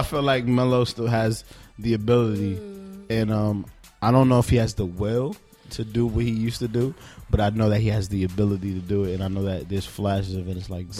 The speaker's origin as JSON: {"language": "English", "region": "New York", "country": "United States", "said": "Nigga, I'm from New York and never was fan."}